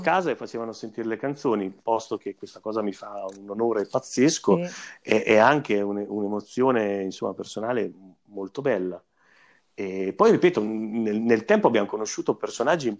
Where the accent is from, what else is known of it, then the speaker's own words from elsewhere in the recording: Fossombrone, Marche, Italy; io e, e Carlo eh, siamo di Fossombrone